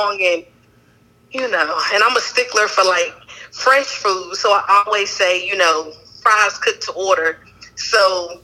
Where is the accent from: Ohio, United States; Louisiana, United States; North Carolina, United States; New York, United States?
North Carolina, United States; Wilson; also born or lived in New Jersey; I am originally from New Jersey, but I was raised in North Carolina, in Stansburg and Wilson, and a little bit in Greene County as well.